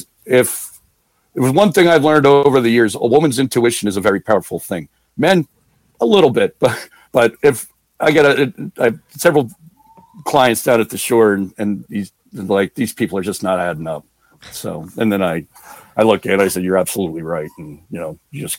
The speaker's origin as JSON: {"language": "English", "region": "New Jersey", "country": "United States", "said": "I'm from New Jersey"}